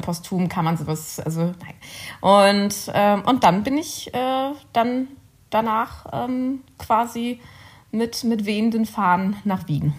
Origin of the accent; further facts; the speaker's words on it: Cologne, North Rhine-Westphalia, Germany; moved away as an adult; also born or lived in Bonn; now in Vienna, Austria; Ich bin Kölnerin